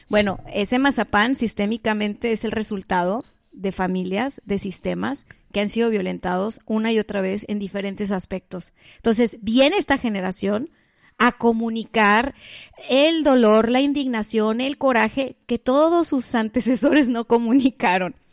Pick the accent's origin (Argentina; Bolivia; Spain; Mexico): Mexico; porque también soy mexicana y también estoy conectada a esta energía.